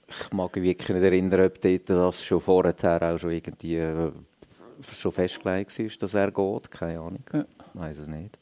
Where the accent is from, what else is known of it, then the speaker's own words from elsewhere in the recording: Lucerne, Switzerland; für mich sowieso als Luzerner